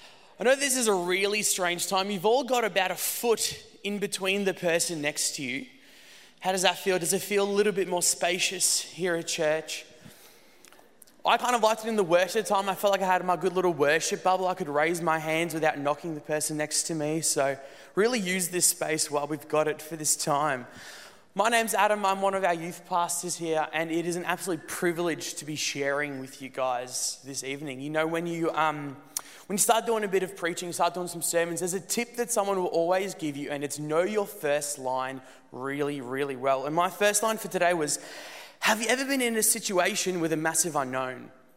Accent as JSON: {"language": "English", "country": "Netherlands", "tie": "born or raised there", "also_born_or_lived": "South Africa", "said": "When I was about 3 years old, I moved with my family from South Africa to the Netherlands. And it was an awesome move."}